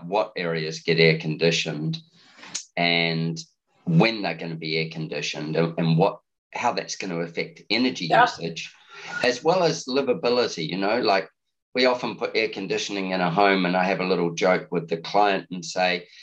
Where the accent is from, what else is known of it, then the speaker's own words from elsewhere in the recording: New Zealand; now in Australia; When you live in a continent like Australia, even though I'm a Kiwi